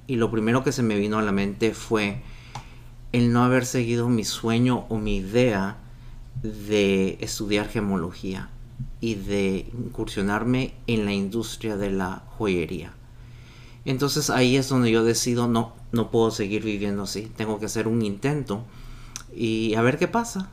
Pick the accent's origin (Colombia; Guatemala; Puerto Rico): Guatemala; yo como guatemalteco